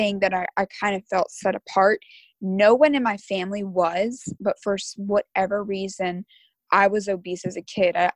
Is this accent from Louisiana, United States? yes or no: yes; Hammond, Louisiana, United States; I'm from Hammond, Louisiana.